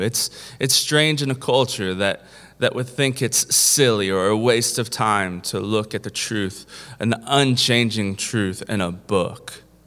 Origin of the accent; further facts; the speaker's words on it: Kentucky, United States; I'm from Kentucky